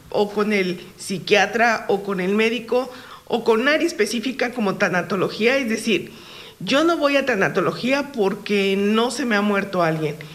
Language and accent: Spanish; Morelos, Mexico; Vinimos a conocer, pues, porque nosotros no somos de aquí, somos de Morelos.